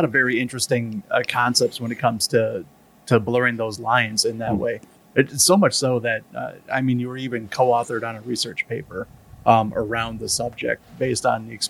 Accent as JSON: {"language": "English", "country": "United States", "said": "as an American that kind of does a LARP thing"}